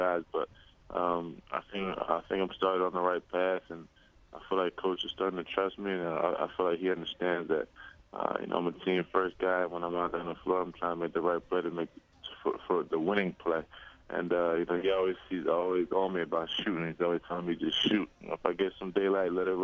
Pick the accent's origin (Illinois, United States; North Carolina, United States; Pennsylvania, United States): Pennsylvania, United States; Philadelphia area; I was actually really close to going to Villanova. That was my hometown school